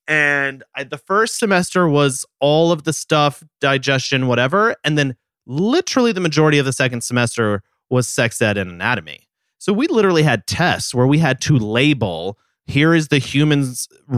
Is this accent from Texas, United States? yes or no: yes; Dallas, Texas, United States; I grew up in Dallas, Texas.